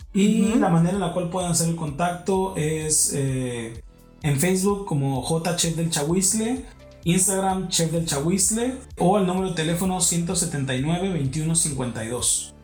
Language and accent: Spanish; Baja California, Mexico; soy mexicano